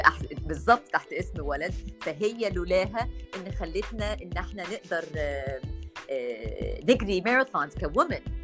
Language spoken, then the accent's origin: Arabic; Egypt; also born or lived in United States; أنا جاية من مصر